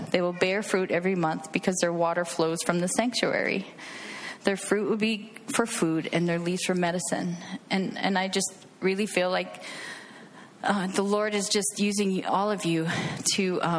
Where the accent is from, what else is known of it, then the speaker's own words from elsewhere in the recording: Hawaii, United States; moved away as an adult; Uh, I grew up in Hawaii. Uh, we were military, so I moved away at 20 and um, been traveling around the United States actually.